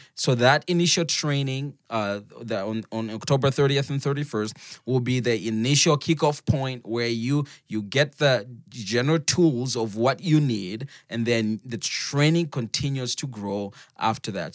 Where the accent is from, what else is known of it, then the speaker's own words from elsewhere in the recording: Zambia; moved away; I'm from Zambia